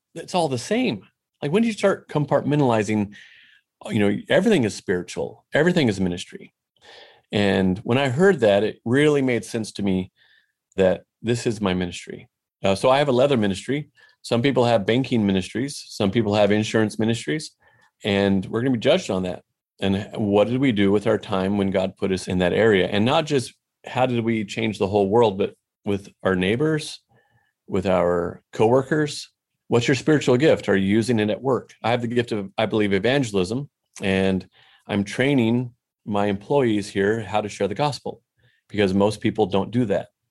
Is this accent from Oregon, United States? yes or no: yes; Portland, Oregon, United States; moved away as an adult; also born or lived in Mexico; now in Fort Worth, United States; I'm from Portland, Oregon, and, uh, not now. We're in Fort Worth, Texas now.